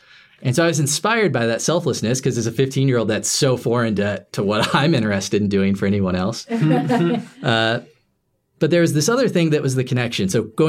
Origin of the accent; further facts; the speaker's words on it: Lapel, Indiana, United States; Yeah, this is at Our Lady, because I was living in LaPel, Indiana, farm town. It's a speck on the map.